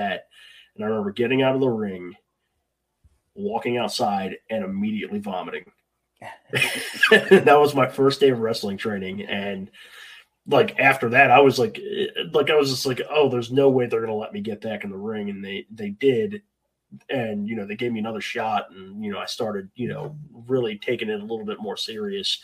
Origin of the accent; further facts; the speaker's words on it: Hagerstown, Maryland, United States; I'm from Hagerstown, Maryland. So we had a school here in Hagerstown